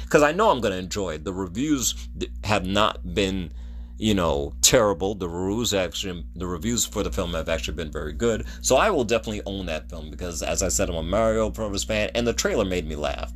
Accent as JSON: {"language": "English", "country": "United States", "said": "I'm an American"}